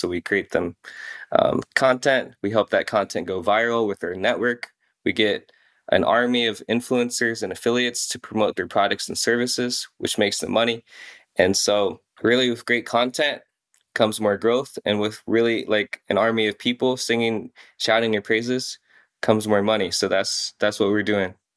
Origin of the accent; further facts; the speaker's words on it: Iowa, United States; also born or lived in South Korea / Des Moines, Iowa; I'm from South Korea, and so we grew up, you know, smack dab in the middle of Iowa